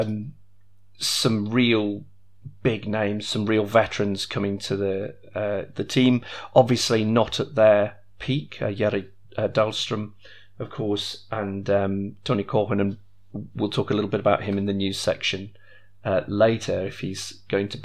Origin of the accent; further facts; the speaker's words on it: the Northwest, North West England, United Kingdom; I grew up in the Northwest